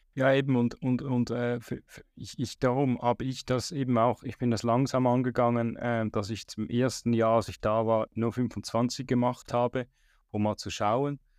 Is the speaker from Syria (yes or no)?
no; Switzerland; ich als Schweizer